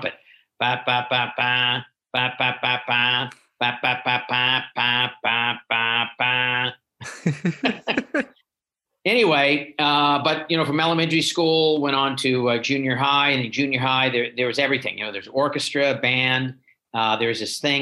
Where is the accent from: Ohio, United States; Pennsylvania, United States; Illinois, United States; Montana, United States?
Ohio, United States; Shaker Heights; moved away as an adult; also born or lived in Los Angeles, California / Windsor, Ontario; now in Cincinnati, United States; I grew up in Cleveland, just on the east side of Cleveland in Shaker Heights